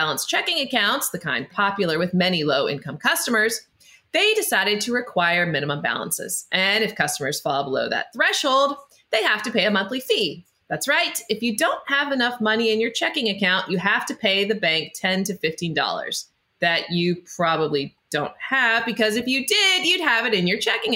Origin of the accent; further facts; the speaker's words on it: Idaho, United States; I grew up in Idaho